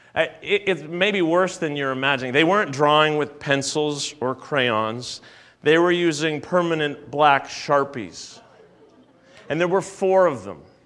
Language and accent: English; Canada; I was born in Canada. Uh, I've always been a Canadian.